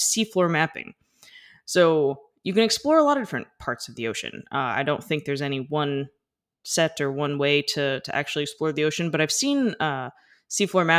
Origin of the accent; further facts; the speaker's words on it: United States; I'm an American and we didn't grow up on the metric system